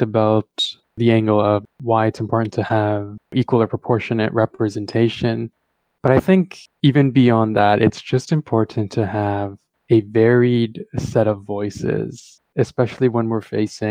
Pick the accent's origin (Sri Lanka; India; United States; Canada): Sri Lanka; moved away; my childhood growing up in Sri Lanka